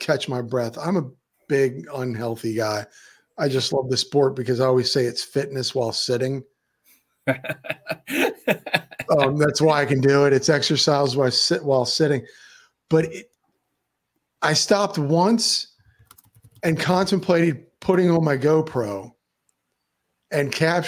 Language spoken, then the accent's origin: English; Maryland, United States; now in Florida, United States; I decided to drive to Maryland where I'm from. I'm actually from Maryland, and my mother, sister, and my whole family's still up there. I'm the only one that left